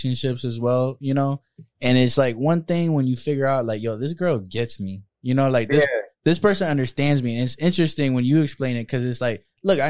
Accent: Orlando, South Florida, United States; I was raised in Spanish culture, right? Like, yeah. Like, you know, South Florida, Orlando, Central Florida

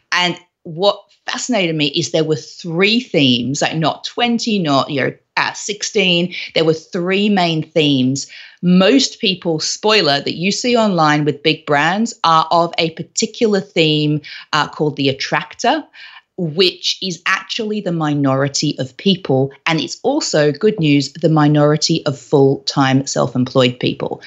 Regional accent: Australia; moved away as an adult; also born or lived in London; I was originally from Australia, but all of my professional career, all of my job life was actually in London

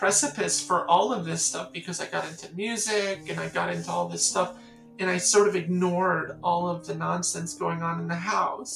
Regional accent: the Catskills, New York, United States; I'm from a place you wouldn't know. Just try me." I said, "The Catskills.

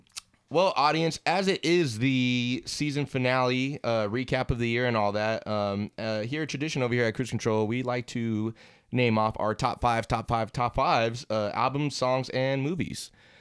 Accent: California, United States; we're from California

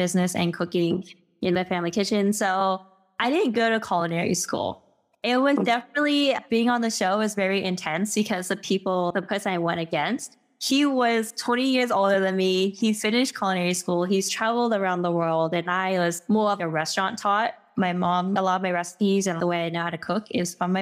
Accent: Bay Area, California, United States; also born or lived in Southern Thailand; I moved to California when I was about 5 years old.

